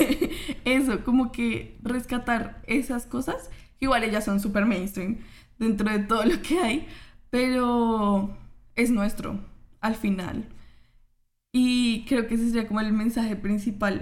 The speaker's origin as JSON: {"language": "Spanish", "country": "Colombia", "said": "yo como, colombiana"}